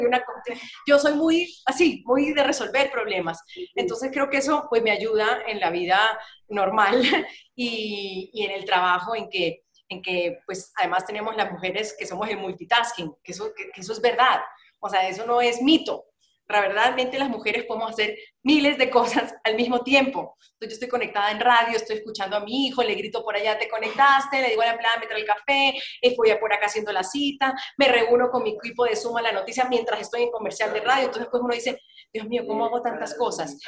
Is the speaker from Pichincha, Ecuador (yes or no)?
no; Guayaquil, Guayas, Ecuador; moved away as an adult; now in Colombia; cuando vuelvo a mi casa, a mi ciudad, Guayaquil